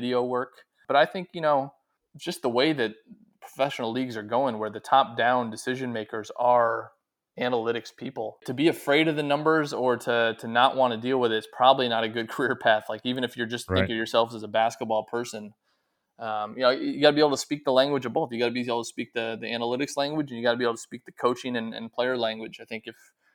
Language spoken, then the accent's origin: English; Omaha, Nebraska, United States; moved away; my dad was coaching the Omaha Racers